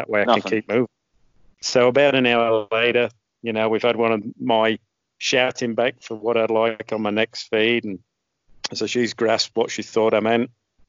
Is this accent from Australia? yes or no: yes; Australia; accent: mongrel, mixed; So novel to go back there with my mongrel accent representing Australia surrounded by the Poms.